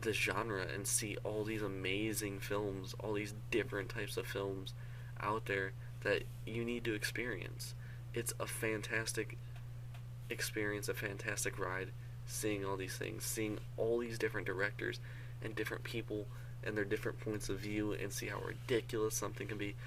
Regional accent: Michigan, United States; also born or lived in Seattle, Washington, United States; I live in Michigan. I'm originally from Seattle. I moved here when I was like 6 or 7 years old

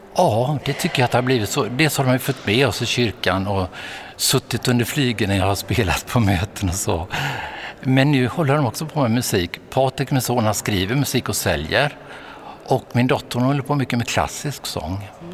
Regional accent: Vetlanda, Jönköping County, Sweden; Jag växte upp i Småland, i Frikyrkosmåland i Vetlanda

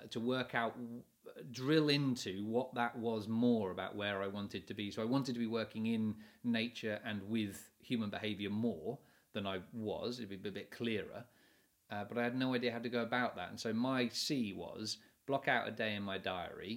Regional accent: England, United Kingdom; being English

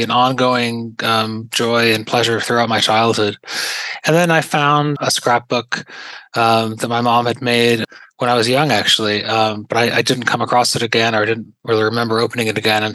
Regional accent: Pittsfield, Massachusetts, United States; growing up in Pittsfield, in that small city in Western Massachusetts

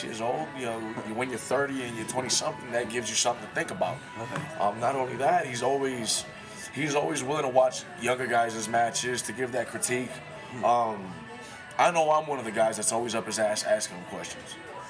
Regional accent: Massachusetts, United States; now in Colorado Springs, United States; Fall River, Massachusetts. That's my home state.

